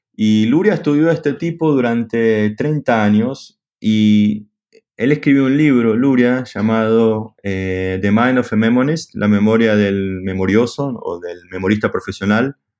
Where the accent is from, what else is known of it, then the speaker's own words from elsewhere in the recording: Argentina; soy argentino